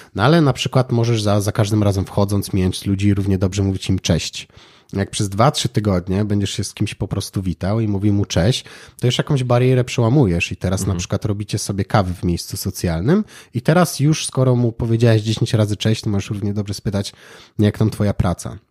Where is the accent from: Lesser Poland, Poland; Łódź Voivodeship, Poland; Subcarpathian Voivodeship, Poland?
Lesser Poland, Poland; Kraków; u nas w Krakowie